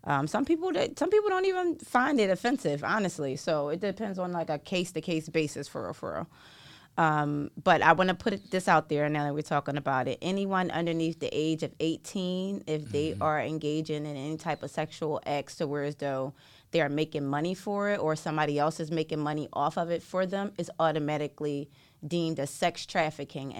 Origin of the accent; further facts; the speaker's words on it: Philadelphia, Pennsylvania, United States; I was born and raised in West Philly.